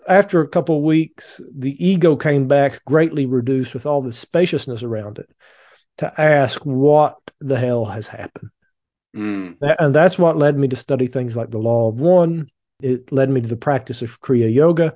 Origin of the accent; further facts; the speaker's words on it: Appalachian Mountains, East Kentucky, United States; I grew up really poor in the Appalachian Mountains in East Kentucky